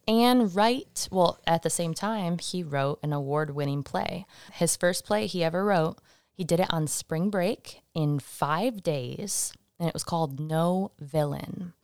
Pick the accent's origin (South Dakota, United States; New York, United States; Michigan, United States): Michigan, United States; now in Salem, United States; my home state